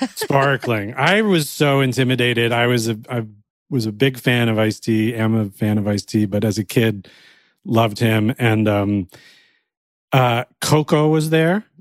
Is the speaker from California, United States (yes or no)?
no; Cleveland, Ohio, United States; I grew up in Cleveland, Ohio, and I really wanted to move to New York